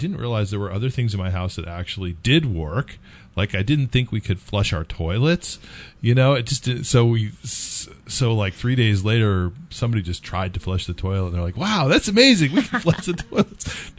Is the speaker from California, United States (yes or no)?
yes; California, United States; moved away; I'm from California.